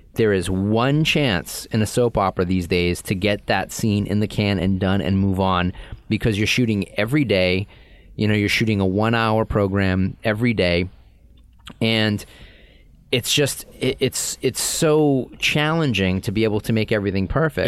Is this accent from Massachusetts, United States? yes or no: yes; Boston, Massachusetts, United States; accent: Boston